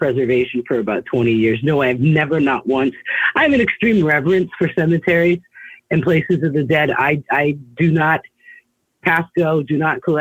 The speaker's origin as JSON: {"language": "English", "region": "Rhode Island", "country": "United States", "tie": "born or raised there", "moved": "as an adult", "lives_now": "New Jersey, United States", "said": "I live in New Jersey now. I am originally from Rhode Island. But I've been living in New Jersey for approximately 17 years"}